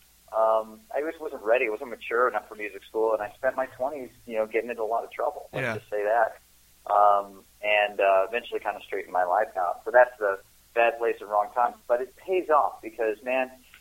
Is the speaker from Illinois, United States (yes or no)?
yes; Libertyville, Illinois, United States; sang in church in my hometown in Libertyville, just north of Chicago